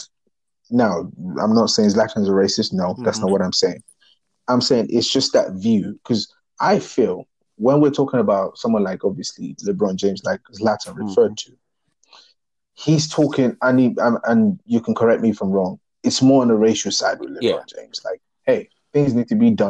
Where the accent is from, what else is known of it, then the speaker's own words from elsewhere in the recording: Nigeria; when I was growing up in Nigeria